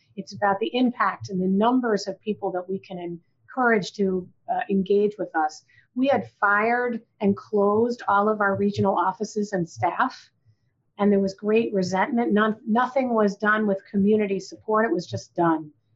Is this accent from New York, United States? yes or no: yes; Rochester, New York, United States; moved away as an adult; I was from Rochester, so it would make sense, my hometown